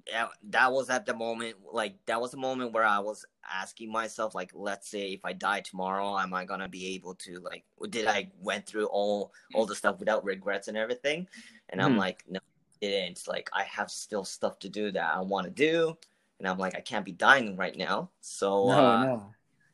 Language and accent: English; Tokyo, Japan; moved away as an adult; also born or lived in New York; now in Canada; I was born and raised in Tokyo, Japan